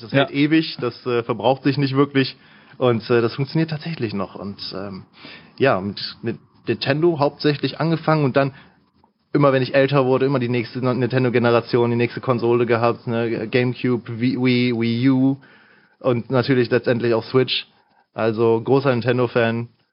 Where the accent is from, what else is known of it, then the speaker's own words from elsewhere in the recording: Mönchengladbach, North Rhine-Westphalia, Germany; ich komme hier aus der Gegend tatsächlich